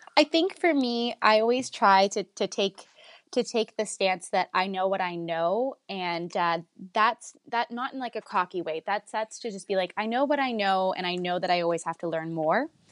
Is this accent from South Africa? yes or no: no; Vaughan, Ontario, Canada; I'm Italian and I'm from Woodbridge